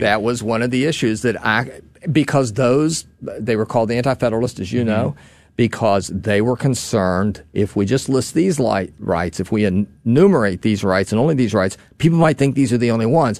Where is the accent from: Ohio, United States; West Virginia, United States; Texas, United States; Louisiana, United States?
West Virginia, United States; my home state of West Virginia